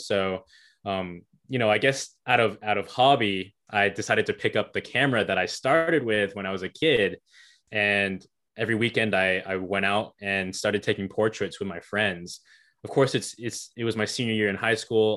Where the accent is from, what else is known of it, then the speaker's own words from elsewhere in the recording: Hickory, North Carolina, United States; Hickory is my hometown